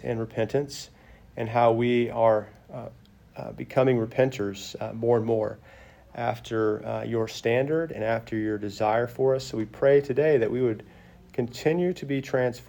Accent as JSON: {"language": "English", "region": "Arkansas", "country": "United States", "also_born_or_lived": "Texas", "moved": "as an adult", "lives_now": "Tennessee, United States", "said": "I'm going from Arkansas to Tennessee with no intentions of ever coming back to Arkansas"}